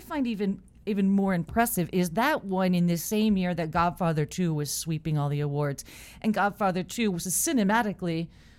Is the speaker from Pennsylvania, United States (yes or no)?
no; Southern California, United States; I'm from California and Southern California